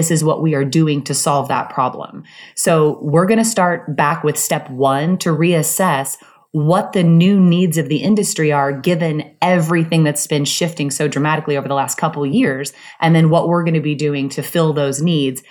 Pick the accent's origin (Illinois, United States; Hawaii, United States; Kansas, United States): Kansas, United States; Soldier; moved away; I grew up in Soldier, Kansas, which is a tiny town in the Midwest